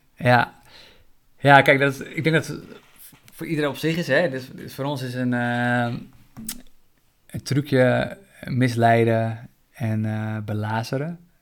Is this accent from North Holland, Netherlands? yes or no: yes; Zaanstreek, North Holland, Netherlands; moved away as an adult; also born or lived in Colombia (ancestry); now in Amsterdam, Netherlands; toen ik opgroeide in de Zaanstreek